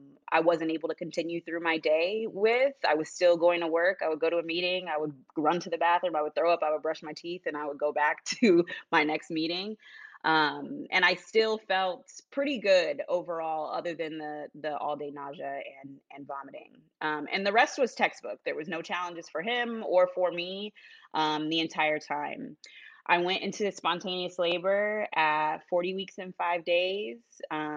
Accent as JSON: {"language": "English", "town": "Bakersfield", "region": "California", "country": "United States", "tie": "born or raised there", "also_born_or_lived": "Central Connecticut", "moved": "as an adult", "lives_now": "Connecticut, United States", "said": "I was born and raised in Bakersfield, California, and about 12 years ago, I moved to Central Connecticut"}